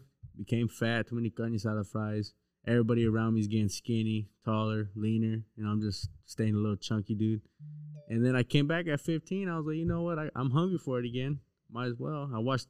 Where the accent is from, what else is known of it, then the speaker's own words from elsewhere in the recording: San Diego, California, United States; I grew up in San Diego in the North Park neighborhood. I got family all around San Diego, but my family is mostly from Golden Hills. But I mostly lived around my grandma's house in South Park.